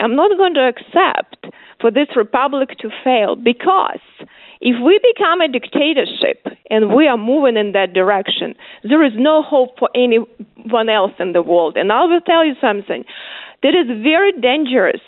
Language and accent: English; Ukraine; English is a second language; moved away as an adult; now in United States; I grew up in very similar country, Ukraine now